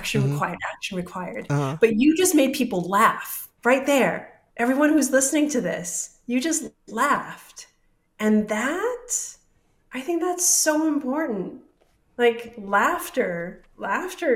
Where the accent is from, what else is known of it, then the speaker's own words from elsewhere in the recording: Hawaii, United States; moved away; I was born and raised in Hawaii